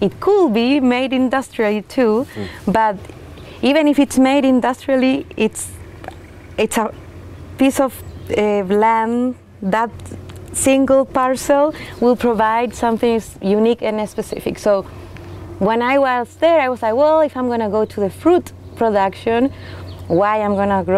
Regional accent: Chile; English is a second language; moved away as an adult; also born or lived in France / New Zealand; now in Oregon, United States; I'm from Chile too

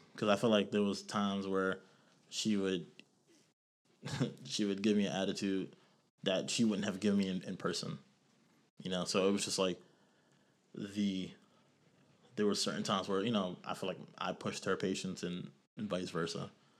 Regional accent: New York, United States; For me, you know, I came from New York, so I, you know, this was normal for me.

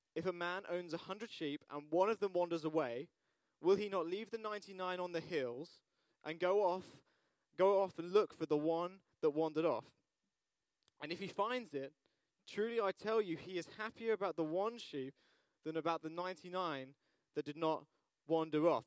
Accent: United Kingdom; we're British

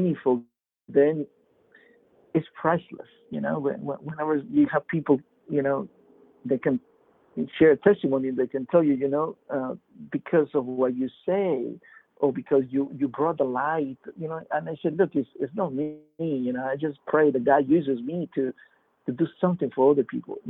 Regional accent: Peru; now in Fort Lauderdale, United States; I'm originally from Peru and came here to U.S. in 91

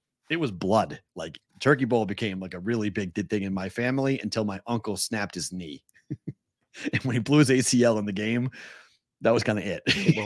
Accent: Boston, Massachusetts, United States; moved away; we're from Boston. We're from where the first Thanksgiving was

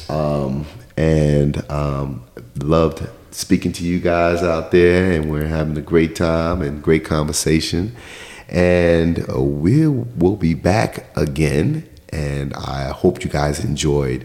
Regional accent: New York, United States; I'm from New York

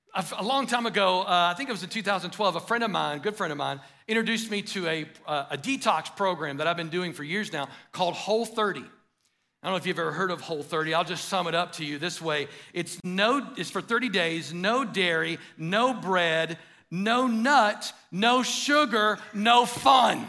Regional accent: United States; an American

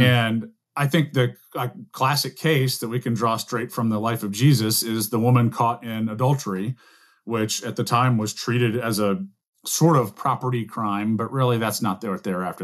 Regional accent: the American South, United States; as a Southerner

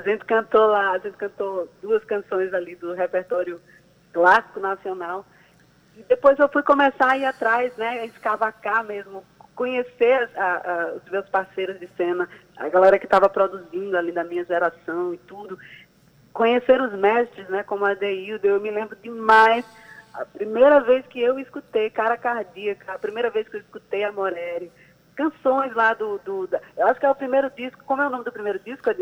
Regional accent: João Pessoa, Paraíba, Brazil; paraibana, pessoense, nascida e criada aqui

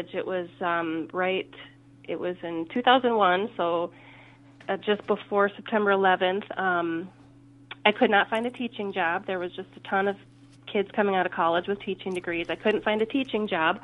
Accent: Faribault, Minnesota, United States; I played in high school. I'm from Faribault

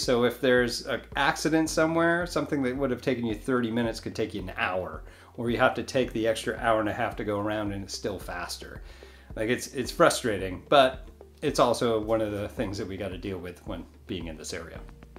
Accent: Northeast, United States; now in Northwest Florida, United States; I grew up in the Northeast

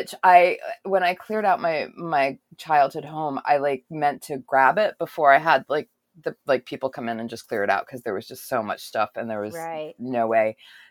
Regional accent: New England, United States; I grew up in New England

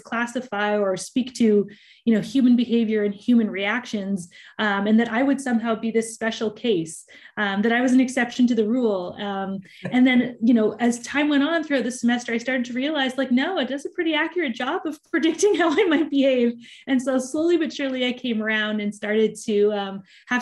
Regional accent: Richmond, British Columbia, Canada; I grew up in Richmond, British Columbia

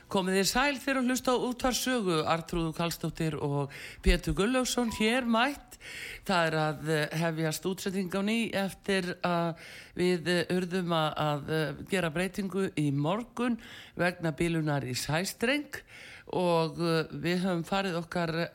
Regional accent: Iceland

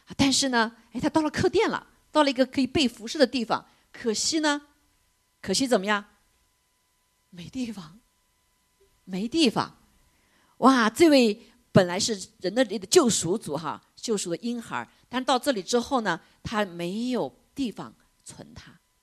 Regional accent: China; moved away; 我们在中国的时候

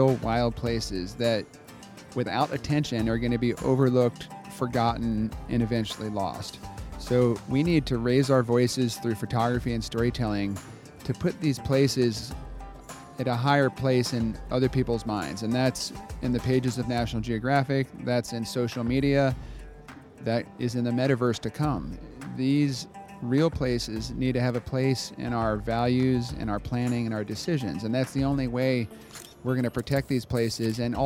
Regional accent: Florida, United States; I'm from Florida for 8 generations

